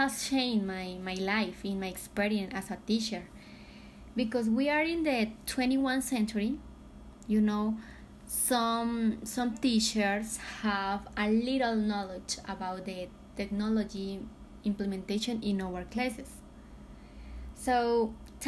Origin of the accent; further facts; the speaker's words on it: Philippines; I am from Philippines